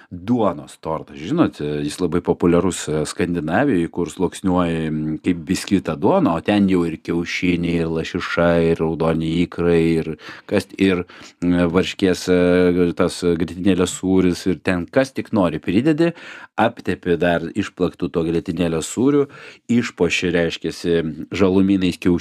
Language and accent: Lithuanian; Lithuania; aš gi lietuvis